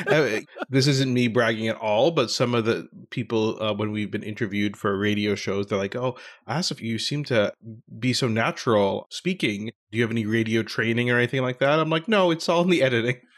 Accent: Ottawa, Ontario, Canada; my hometown of Ottawa.

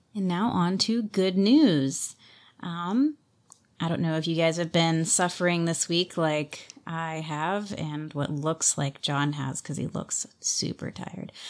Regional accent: California, United States; as a Californian

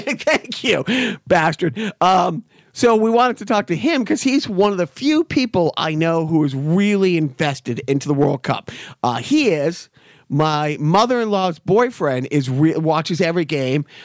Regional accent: Boston, Massachusetts, United States; I grew up in Boston in the, in the, you know, the, the early mid eighties

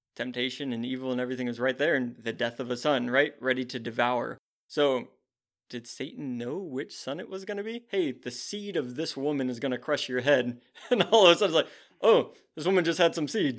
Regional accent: United States; as an American who faces zero persecution

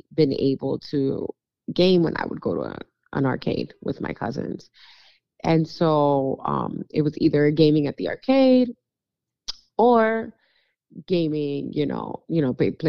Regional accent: New York City, New York, United States; now in Texas, United States; we were three girls growing up in New York City

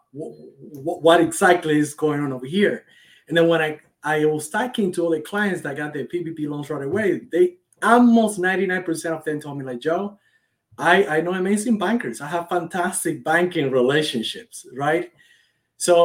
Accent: Cuba; moved away as an adult; now in United States; I was born and raised in Cuba. I've been in this country for about 10 years

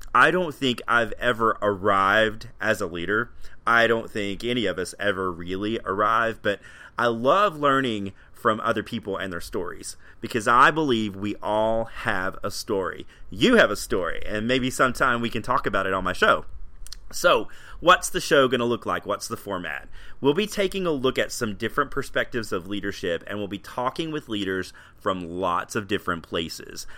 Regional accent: Tennessee, United States; I grew up in Tennessee and I'm married

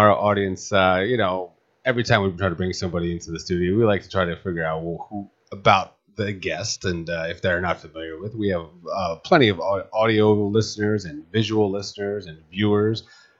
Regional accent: New Jersey, United States; I'm from Jersey

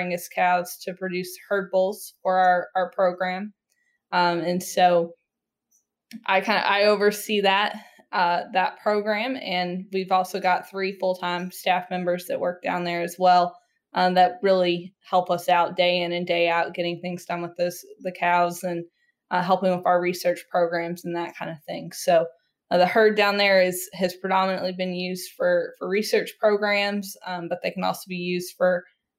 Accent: Detroit, Michigan, United States; moved away; also born or lived in Bowling Green, Kentucky; when I was pretty young, my folks had an opportunity to move to Detroit, and so I spent most of my childhood actually up in Detroit and in that area

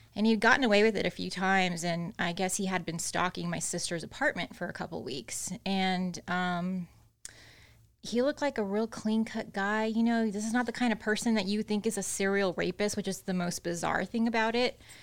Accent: Austin, Texas, United States; also born or lived in Corpus Christi, Texas; I was born in Corpus Christi, but I was raised in Austin

